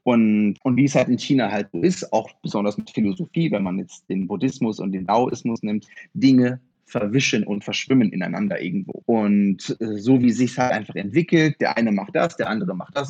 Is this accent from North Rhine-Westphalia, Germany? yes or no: no; Osnabrück, Lower Saxony, Germany; also born or lived in Friesland; ich bin in Friesland geboren, in Osnabrück aber aufgewachsen.